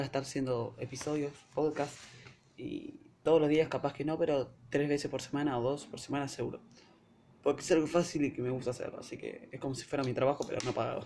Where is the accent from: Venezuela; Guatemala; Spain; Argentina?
Argentina; Soy de Argentina